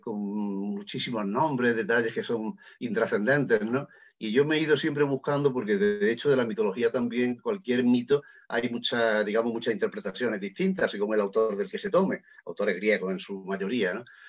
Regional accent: Lucena, Andalusia, Spain; yo soy de Lucena, de Córdoba

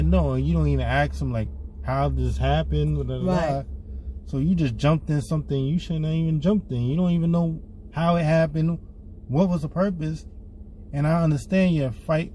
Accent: New York, United States; I'm a New Yorker

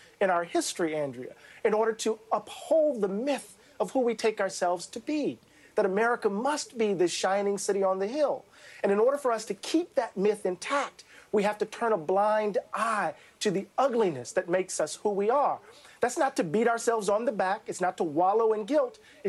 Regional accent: coast of Mississippi, United States; When I was a young student on the coast of Mississippi in my eighth grade history class

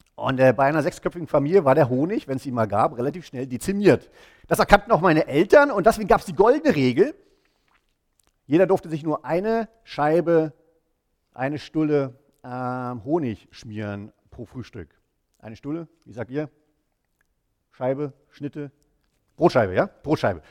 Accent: East Germany, Germany; moved away as an adult; wir sind, meine Frau und ich, wir sind zusammen in Ostdeutschland aufgewachsen

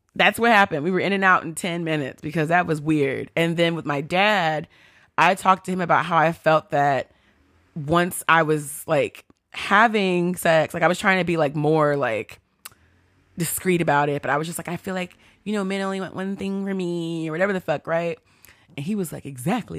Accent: Texas, United States; I grew up in Texas

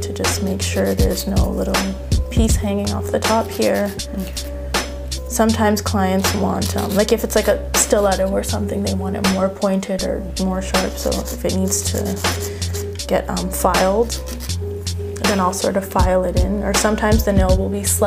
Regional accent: Toronto, Ontario, Canada; also born or lived in Montreal, Quebec; I moved out to Scarborough when I was about six, seven

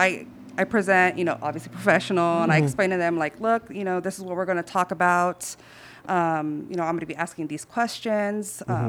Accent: Southeast, United States; Like, I can relate. I'm from the Southeast, you know, like, like, what's going on?

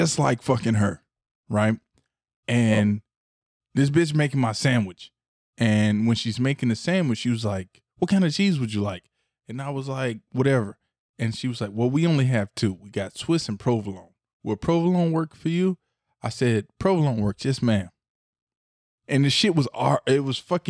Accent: the South, United States; I'm from the South

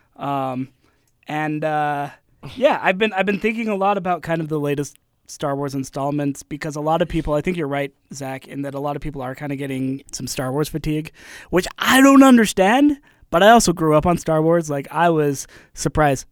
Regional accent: Utah, United States; I grew up in Utah, grew up in the L D S Church

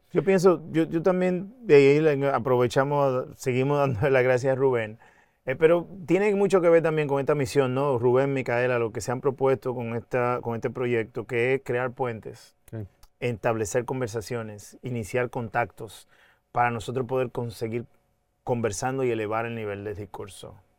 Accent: Dominican Republic; now in New York, United States; somos dominicanas y dominicanas, dominicanas y dominicanos

